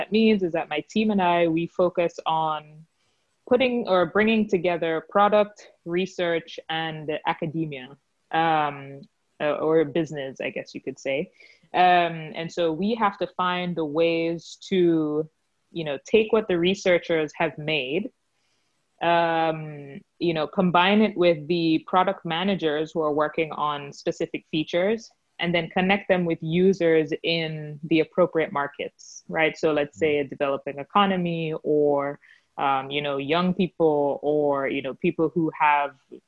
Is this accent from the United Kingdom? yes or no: no; Jamaica; moved away as an adult; also born or lived in United States / New York; I'm originally from Jamaica, but then I went to a school for my undergraduate degree in the US